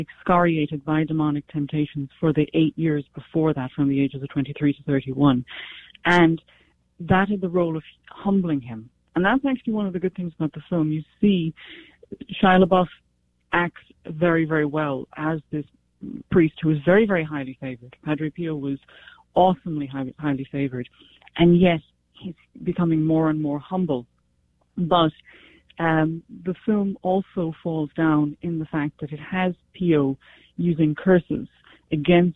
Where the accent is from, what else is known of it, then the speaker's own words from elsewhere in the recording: County Cork, Munster, Ireland; I was brought up in Ireland. I was brought up in Ireland with children who had quite filthy mouths. I'm from County Cork